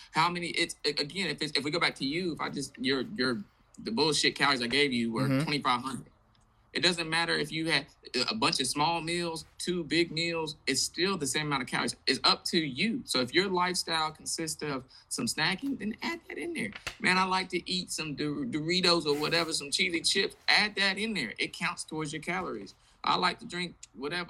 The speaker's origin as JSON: {"language": "English", "town": "Indianapolis", "region": "Indiana", "country": "United States", "also_born_or_lived": "Atlanta", "moved": "yes", "lives_now": "Charlotte, United States", "said": "I'm originally from Indianapolis, but I moved here from Atlanta."}